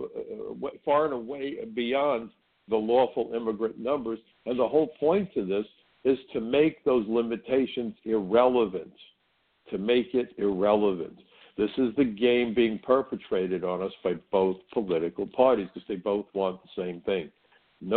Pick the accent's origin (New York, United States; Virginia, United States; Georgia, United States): New York, United States; New York City; when I was growing up in Brooklyn, I worked in a restaurant